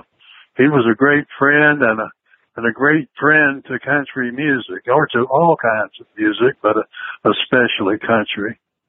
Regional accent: Georgia, United States; Oh, well, I love Georgia. I grew up on a farm, and I love that, you know. I lived on a farm until I was a teenager, and we were sharecroppers, so we moved around a good bit, but we always lived on a farm.

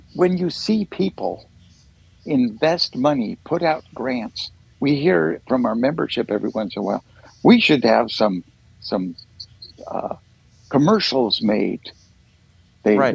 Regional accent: Oregon City, Oregon, United States; born and raised around Oregon City area

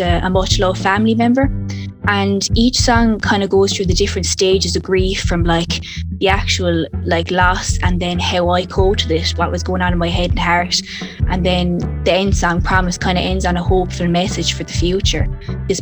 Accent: Clonmel, Munster, Ireland; I'm from Clonmel in County Tipperary, Ireland. It's a small town growing up.

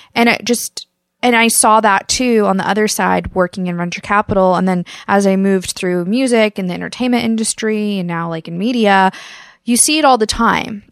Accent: Kansas, United States; moved away; I grew up in Kansas

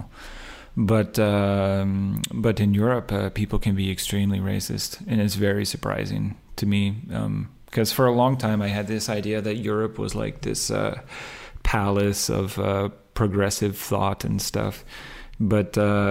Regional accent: Minnesota, United States; moved away; I'm from Minnesota and we still use horses and wagons

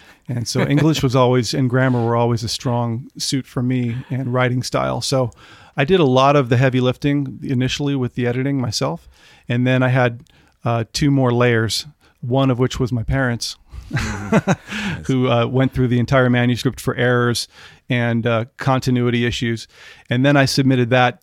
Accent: the Bay Area, California, United States; I grew up in the Bay Area

